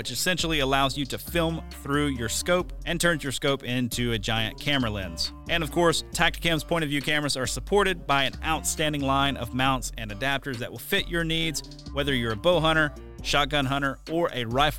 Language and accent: English; the South, United States; growing up in the South, we always hunted a lot of power lines